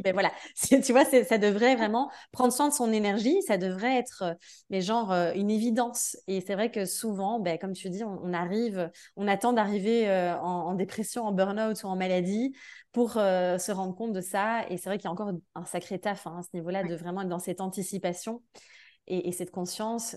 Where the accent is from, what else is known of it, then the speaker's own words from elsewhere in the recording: Belgium; now in France; Je suis de Belgique de base. Là, j'habite en France.